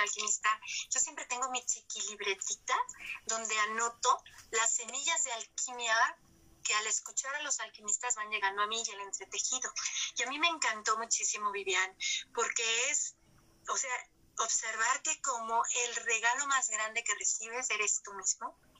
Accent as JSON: {"language": "Spanish", "country": "Mexico", "said": "como mexicana"}